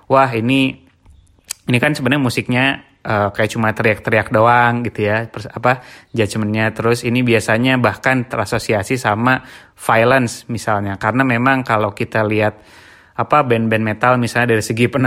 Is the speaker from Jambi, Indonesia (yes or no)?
no; Bandung, West Java, Indonesia; jadi kebetulan gue tuh uh, dari kecil tuh di Bandung ya dan memang cukup banyak terekspos dengan band-band